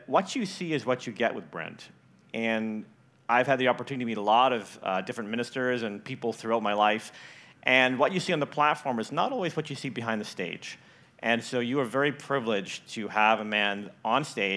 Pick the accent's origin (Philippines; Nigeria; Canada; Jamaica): Canada; Richmond; moved away as an adult; also born or lived in northern Idaho; now in Idaho, United States; I grew up in Richmond. I come back now, and I don't recognize Richmond. So I have that Canadian perspective of growing up in Canada